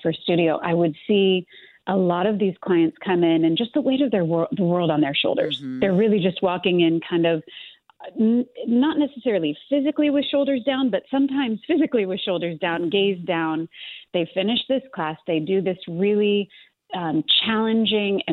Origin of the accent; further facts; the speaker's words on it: Los Angeles, California, United States; also born or lived in New York; my hometown is Los Angeles